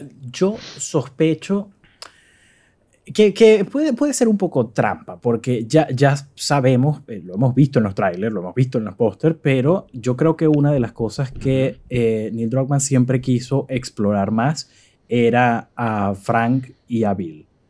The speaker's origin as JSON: {"language": "Spanish", "country": "Venezuela", "moved": "yes", "said": "como venezolano en el extranjero"}